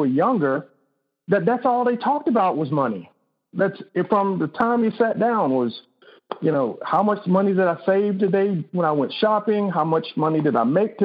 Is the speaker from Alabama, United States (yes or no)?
yes; Selma, Alabama, United States; my hometown of Selma